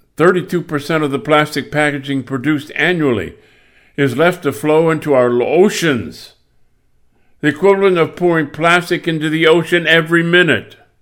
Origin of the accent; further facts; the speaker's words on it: Michigan, United States; I grew up in Michigan.